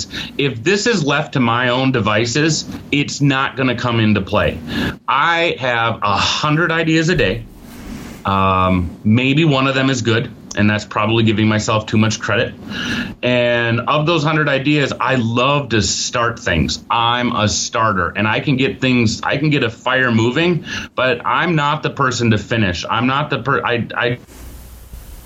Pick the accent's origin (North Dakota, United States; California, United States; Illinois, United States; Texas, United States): North Dakota, United States; Fargo; I grew up in Fargo, North Dakota.